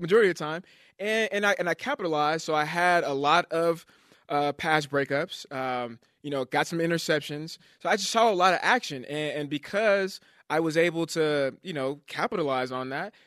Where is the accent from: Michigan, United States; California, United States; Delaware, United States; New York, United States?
California, United States; now in Utah, United States; Growing up in California